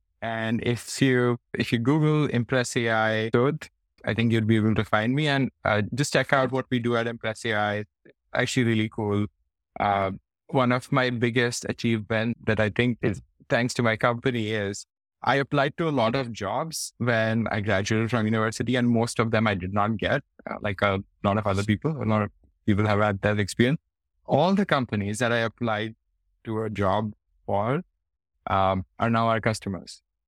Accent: Faridabad, Haryana, India; people probably actually don't know that I come from this small city called Faridabad. Usually I say I come from Delhi because that's what most people will recognize. But I think having grown up in a small city has a lot to do with my humility.

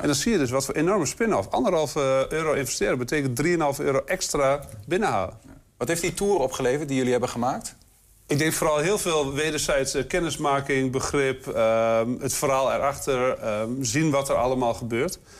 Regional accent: Twente, Overijssel, Netherlands; We zijn er als Twentenaar nou ook echt niet zo goed in om te laten zien

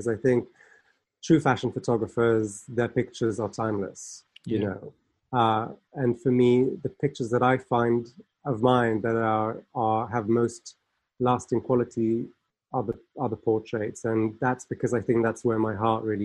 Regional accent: Geneva, Switzerland; moved away as an adult; now in United Kingdom; I'm actually from Geneva myself. So, you know, I grew up around all

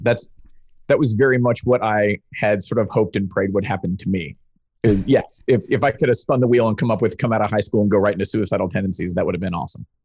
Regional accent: Charlottesville, Virginia, United States; moved away; I'm from Charlottesville

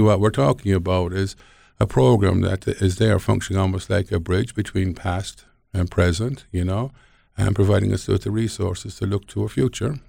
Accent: Ireland; moved away as an adult; now in Montana, United States; when I was a small boy growing up in Ireland

